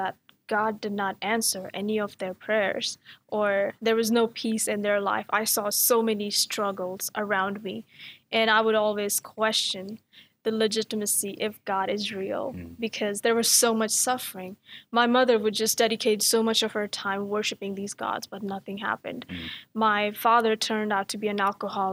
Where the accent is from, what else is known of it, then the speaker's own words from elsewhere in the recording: New Delhi, Delhi, India; first language Hindi; English is a second language; moved away as an adult; now in Dallas, United States; I'm from New Delhi, India